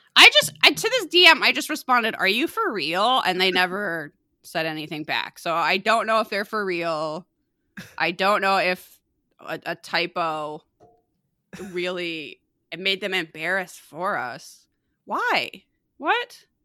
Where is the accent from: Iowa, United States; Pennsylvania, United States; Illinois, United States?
Illinois, United States; Chicago; I used to obsessively listen to the, uh, alternative radio station growing up in Chicago and the area, Q one oh one